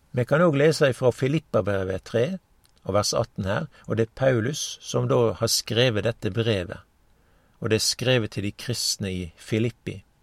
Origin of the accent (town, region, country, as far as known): Norway